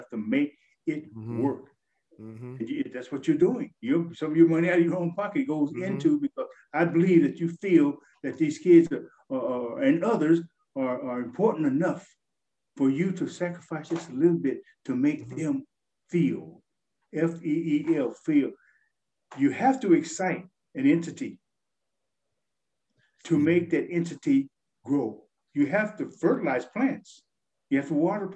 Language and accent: English; United States; Being a Black American.